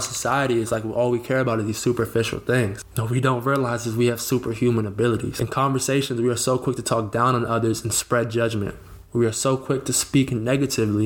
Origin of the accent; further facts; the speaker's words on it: Northern Virginia, United States; also born or lived in Rhode Island; I was born and raised in Northern Virginia